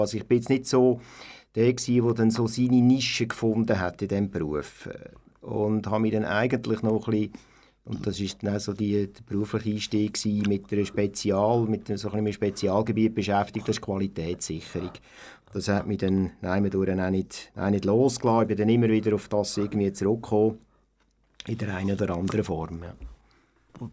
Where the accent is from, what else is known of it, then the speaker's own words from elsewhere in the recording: Aarau, Aargau, Switzerland; also born or lived in Altdorf, Uri; aufgewachsen bin ich in Aarau und geboren bin ich in Altdorf.